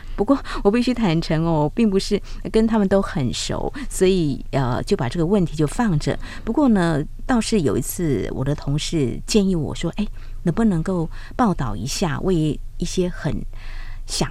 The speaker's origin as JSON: {"language": "Chinese", "country": "Taiwan", "said": "对，我也可以说我是台湾人"}